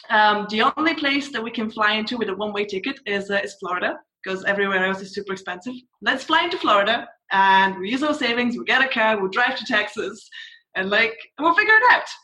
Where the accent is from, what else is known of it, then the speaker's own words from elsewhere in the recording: Scotland, United Kingdom; accent: mixture of Scottish and TV accents; also born or lived in Bulgaria; Bulgarian by birth, but I've moved around a lot, and I mostly grew up in Scotland, so my accent is like this really weird mixture, like Scottish and like random things I pick up from TV.